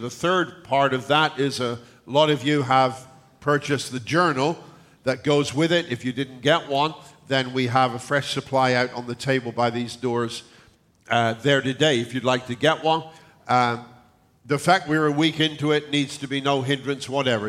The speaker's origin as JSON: {"language": "English", "region": "South West England", "country": "United Kingdom", "moved": "yes", "said": "the area in England where I come from in the southwest, it is kind of farming country."}